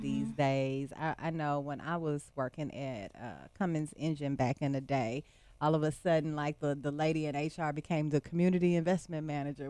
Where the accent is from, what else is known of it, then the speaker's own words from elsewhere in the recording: Texas, United States; I'm from Texas